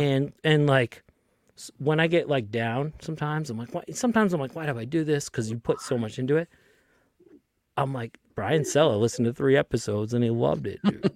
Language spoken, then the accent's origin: English; Lynn, Massachusetts, United States; I grew up in Lynn, Massachusetts